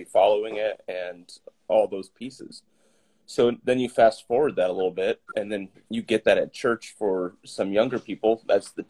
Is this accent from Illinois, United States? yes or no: yes; Moline, Illinois, United States; I grew up in Moline as well. So I was at the other Methodist church in town growing up